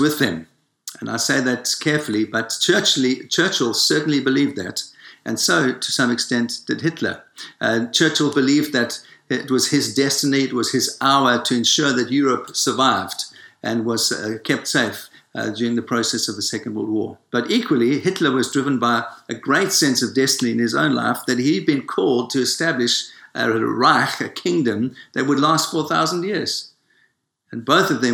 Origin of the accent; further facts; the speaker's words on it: South Africa; moved away; I was born in Africa, in South Africa